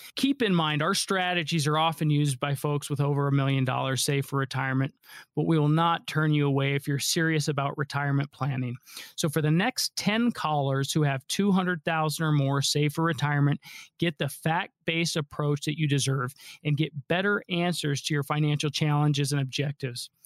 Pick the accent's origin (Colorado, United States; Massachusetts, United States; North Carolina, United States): Colorado, United States; Colorado, this is my home state. I was born and raised